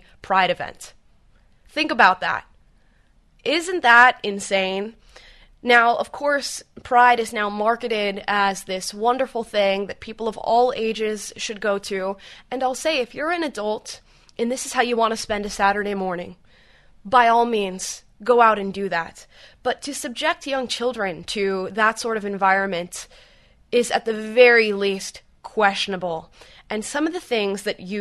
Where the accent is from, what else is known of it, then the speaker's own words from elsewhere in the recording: Central Florida near Orlando, United States; I grew up in Central Florida near Orlando